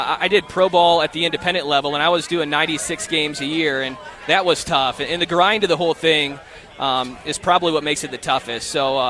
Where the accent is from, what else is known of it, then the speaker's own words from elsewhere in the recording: St. Louis, Missouri, United States; also born or lived in Southern Illinois; now in Las Cruces, United States; I'm from St. Louis.